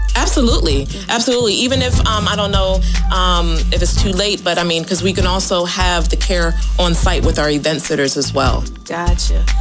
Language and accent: English; Philadelphia, Pennsylvania, United States; moved away; I'm not from here either. I'm from Philadelphia.